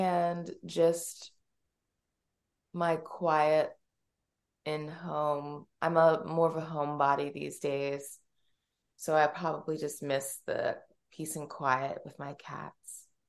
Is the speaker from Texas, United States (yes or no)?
no; Pittsburgh, Pennsylvania, United States; So I am from Pittsburgh, Pennsylvania. I am adopted and I went to school for theater.